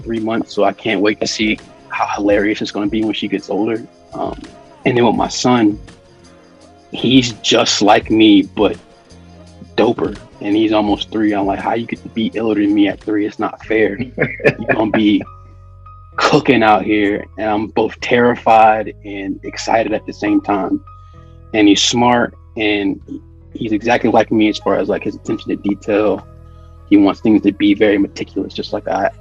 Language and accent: English; Virginia, United States; also born or lived in New Jersey; I used to not like being from Virginia because I was born in New Jersey. I lived there till I was 3